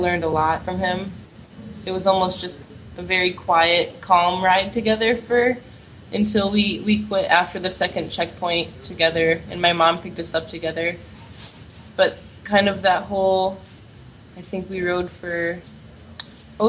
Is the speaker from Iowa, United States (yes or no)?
yes; Iowa, United States; I grew up in Iowa, and I moved to Iowa City for school